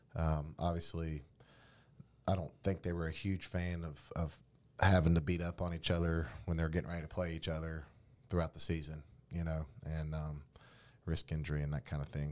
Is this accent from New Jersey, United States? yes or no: no; North Carolina, United States; now in West Virginia, United States; I'm from North Carolina and we use the one A, two A, three A, four A lingo